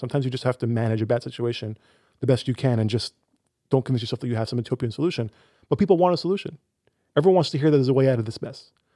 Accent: United States; I as an American

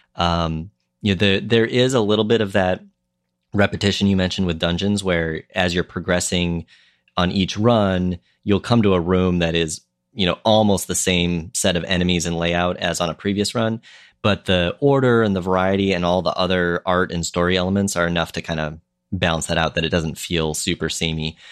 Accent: Minnesota, United States; moved away; when I was growing up in Minnesota

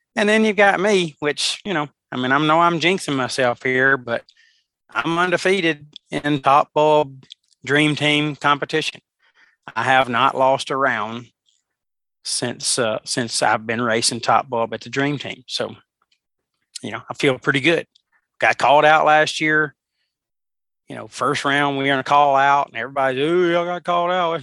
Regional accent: Alabama, United States; my home state of Alabama

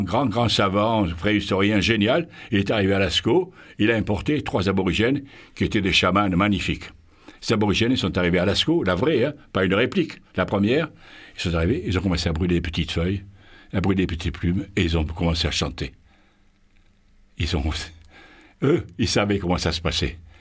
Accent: Marseille, Provence-Alpes-Côte d'Azur, France; chez nous à Marseille

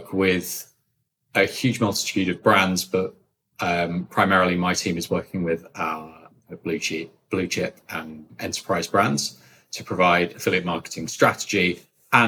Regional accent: London, United Kingdom; moved away as an adult; now in United States; I come from London, which is why I speak like this.

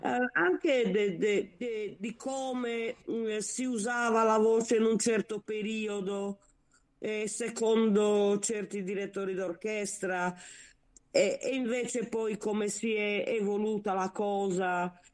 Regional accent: Sardinia, Italy; da buona sarda

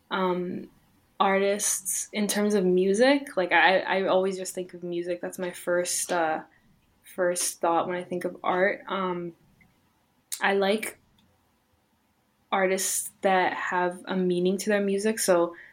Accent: Canada; born there; I was born in in Canada, but I, my family is from Iran, so they came here as refugees

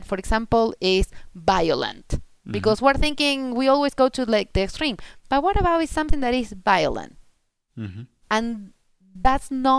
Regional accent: Argentina; first language Spanish; English is a second language; moved away as an adult; also born or lived in United States; now in Netherlands; I grew up in Argentina, then I mm-hmm. moved to the States, and, mm-hmm. and now I'm in the Netherlands

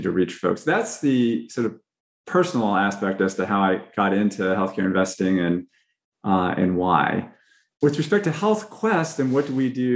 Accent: Fresno, California, United States; I grew up in Fresno, California, which is an agricultural community

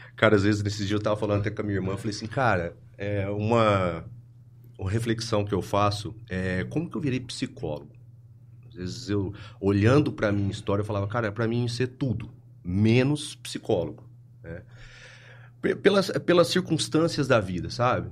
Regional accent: Ribeirão Preto, São Paulo, Brazil; eu sou de Ribeirão Preto, eu nasci, acho que foi no bairro Campos Elíseos

